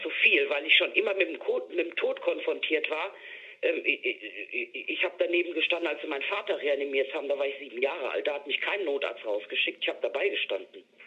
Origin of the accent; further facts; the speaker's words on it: Dortmund, North Rhine-Westphalia, Germany; moved away; ich komme aus Dortmund ursprünglich